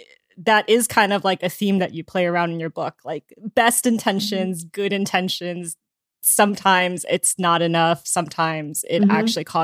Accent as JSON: {"language": "English", "region": "East Coast", "country": "United States", "tie": "born or raised there", "said": "I grew up in the East Coast"}